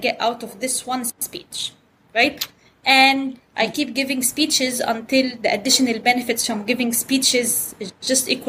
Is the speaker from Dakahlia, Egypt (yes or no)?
no; Cairo, Cairo Governorate, Egypt; first language Arabic; English is a second language; moved away as an adult; also born or lived in Saudi Arabia; now in United States; I was born in Saudi Arabia, actually. But I am Egyptian citizen. I grew up in Egypt. This is where I went to school. This is where I did everything. This is where my friends are. My family's from Cairo. Our home is in Cairo. I went to school in Cairo